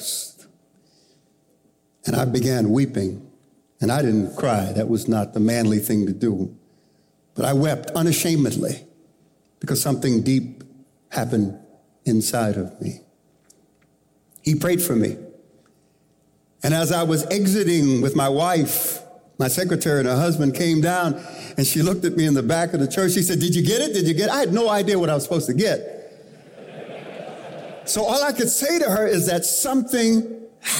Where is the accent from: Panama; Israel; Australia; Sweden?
Panama; now in United States; I was born in Panama, and we left Panama to come to the United States to make a new start